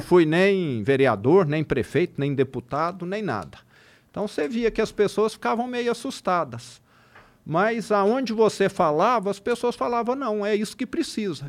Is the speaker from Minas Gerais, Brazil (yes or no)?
yes; Triângulo Mineiro, Minas Gerais, Brazil; accent: interior de Minas; O triângulo, mais ainda, que é de onde eu sou